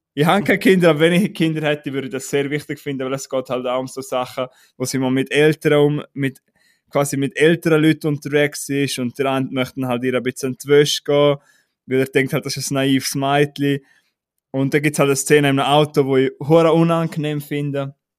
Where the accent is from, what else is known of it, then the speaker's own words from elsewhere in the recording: Switzerland; bei uns in der Schweiz